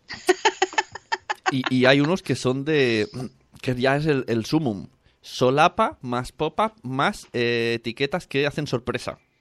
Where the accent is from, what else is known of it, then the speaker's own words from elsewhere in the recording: Palau-solità i Plegamans, Catalonia, Spain; Mi pueblo